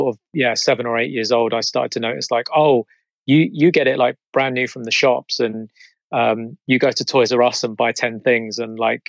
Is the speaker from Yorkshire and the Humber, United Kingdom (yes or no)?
no; Croydon, London, United Kingdom; I grew up in South Croydon in a little area called Purley.